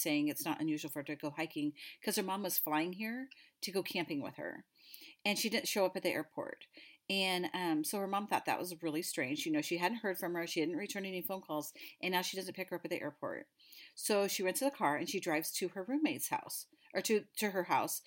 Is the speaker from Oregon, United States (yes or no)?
yes; Oregon, United States; we're from Oregon